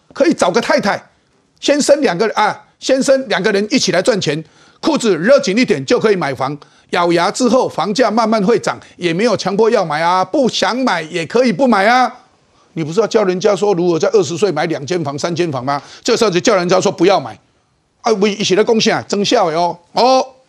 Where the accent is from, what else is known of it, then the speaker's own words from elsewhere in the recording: Taiwan; 我们台湾人，中华民国台湾如何保持自己的信心，对自己台湾对这块土地的信心